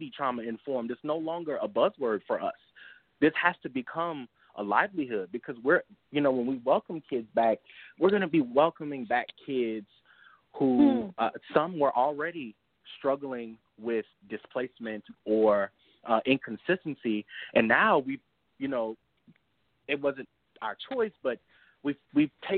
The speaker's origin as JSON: {"language": "English", "region": "Louisiana", "country": "United States", "tie": "born or raised there", "said": "Growing up in Louisiana"}